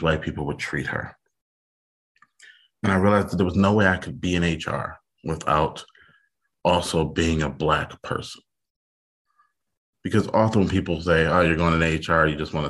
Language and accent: English; Detroit, Michigan, United States; I grew up in Detroit in the 80s when it was the murder capital of the country